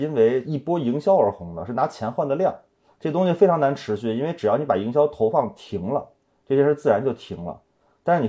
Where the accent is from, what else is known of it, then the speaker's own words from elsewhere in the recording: Beijing, China; accent: Beijing; 尽可能的夸张我的北京口音，其实我平时说话不会那么的重，